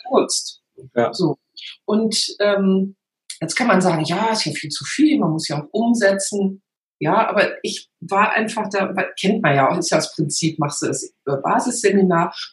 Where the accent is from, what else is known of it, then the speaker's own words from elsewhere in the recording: North Rhine-Westphalia, Germany; Genau, und da hilft mir natürlich die rheinische Mentalität. Ja, ich komme aus der Nähe von Köln